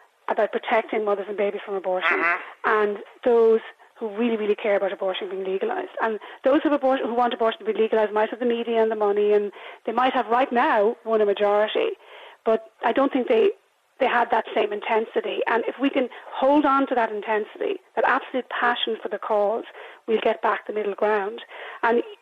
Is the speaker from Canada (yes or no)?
no; Ireland; I'm a very patriotic Irish person, woman